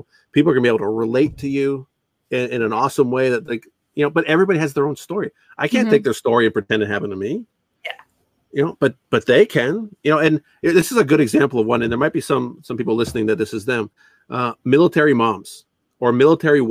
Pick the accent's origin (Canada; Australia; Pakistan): Canada; I'm not even American, I'm Canadian